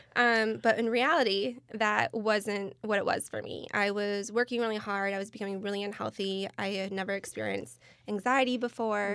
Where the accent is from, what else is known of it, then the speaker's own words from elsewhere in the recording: Michigan, United States; moved away as an adult; now in California, United States; born and raised in the Midwest, originally from Michigan